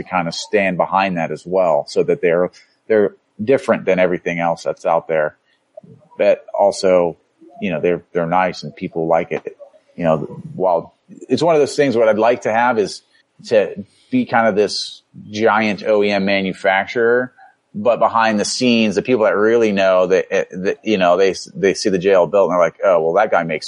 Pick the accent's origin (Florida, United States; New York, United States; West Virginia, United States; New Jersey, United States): Florida, United States; moved away; Growing up in Florida